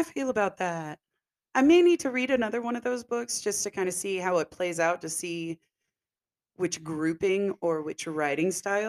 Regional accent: Texas, United States; We are from Texas.

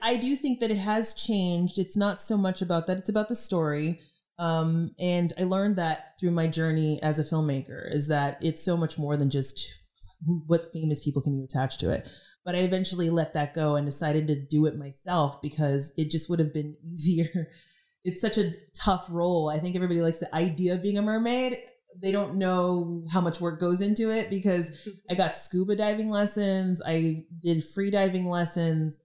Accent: Dallas, Texas, United States; moved away as an adult; now in Los Angeles, United States; born and raised in Dallas

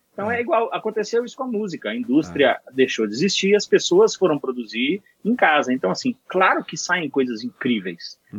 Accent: Bahia, Brazil; moved away as an adult; now in São Paulo, Brazil; paulista, mas fui morar na Bahia criança com meus pais

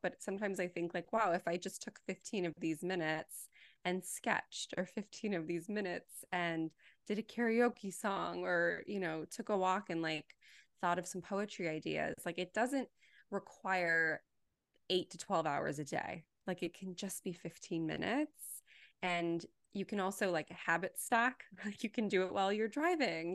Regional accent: Los Angeles, California, United States; I was born and raised here, and I will probably always be here

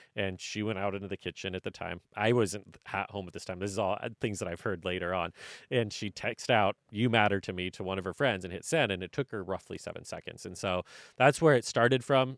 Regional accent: North Central Washington, United States; moved away; I'm from North Central Washington. My family, if I had jumped in, I would have been the fifth generation to run family farming

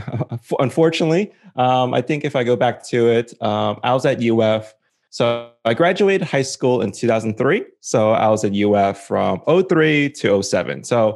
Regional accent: Coral Springs, Florida, United States; And, you know, I'm originally from the South Florida area. So shout out to any alumni in the Coral Springs, Fort Lauderdale, you know, Deerfield Beach, Pompano area. Kind of grew up and went to school there.

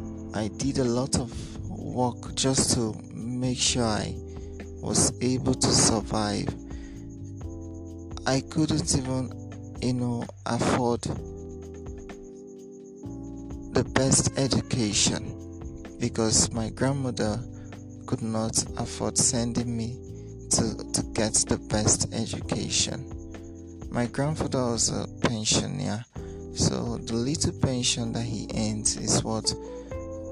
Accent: Ikot Andem Itam, Itu, Akwa Ibom, Nigeria; I'm from Ikotandemitam, Itu local government area, Akwa Ibom State.

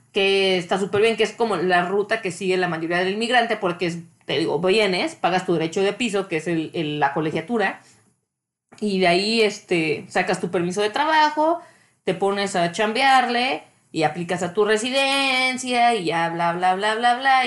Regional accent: Mexico; moved away as an adult; now in Canada; soy mexicana

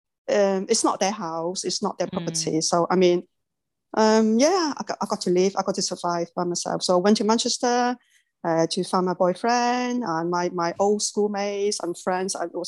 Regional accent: Tai Po, New Territories, Hong Kong; moved away; also born or lived in Sheung Shui, Hong Kong; I was brought up in Taipo

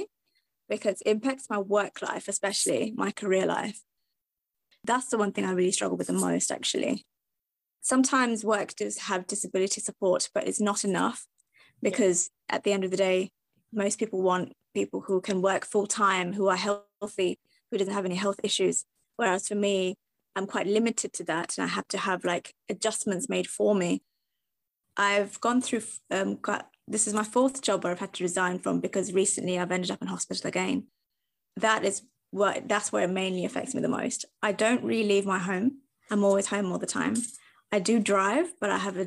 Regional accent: Kent, South East England, United Kingdom; I'm from Kent

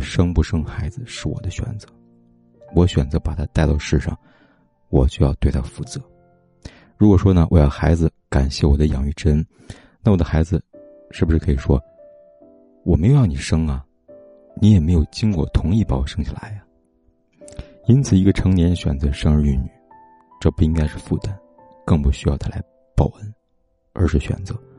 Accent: China; 我们中国人

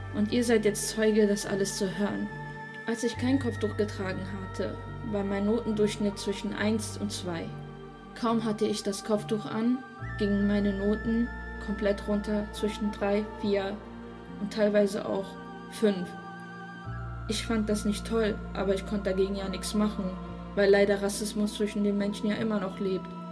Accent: Germany; Ich bin hier in Deutschland geboren

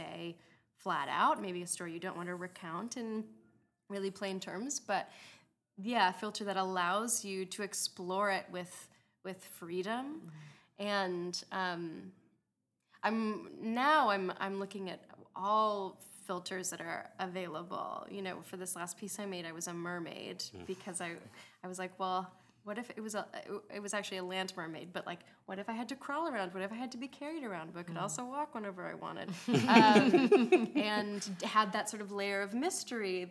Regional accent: Minnesota, United States; I grew up in Minnesota

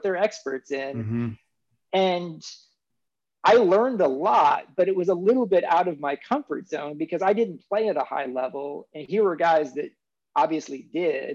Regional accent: Kansas City, Kansas, United States; I grew up in Kansas City on the Kansas side

